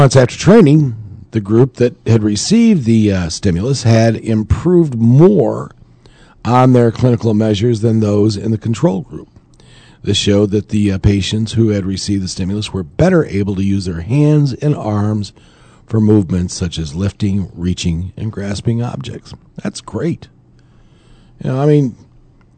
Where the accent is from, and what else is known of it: New York, United States